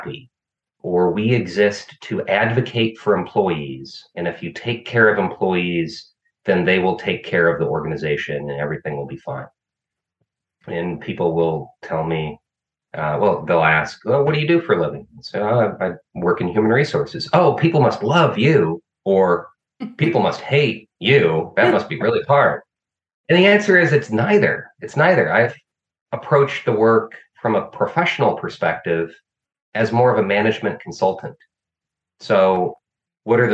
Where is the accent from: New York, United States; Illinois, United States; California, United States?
Illinois, United States; I found a master's program at my home state university, which turned out to be arguably the top human resources master's program in the world at University of Illinois